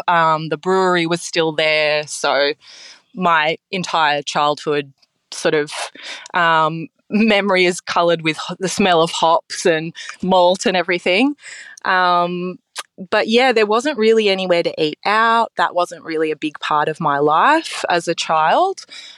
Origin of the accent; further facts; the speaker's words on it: Sydney, New South Wales, Australia; also born or lived in Chippendale; I am a Sydney girl through and through. I grew up in Chippendale. My parents are still there in the house I grew up in.